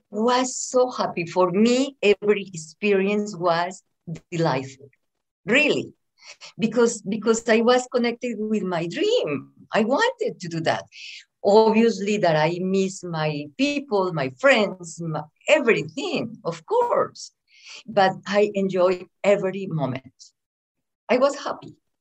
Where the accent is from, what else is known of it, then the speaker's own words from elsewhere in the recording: Bogota, Colombia; English is a second language; moved away as an adult; also born or lived in Medellín area, Colombia / California, United States; now in Las Vegas, United States; I was raised in Bogota, which is the capital of Colombia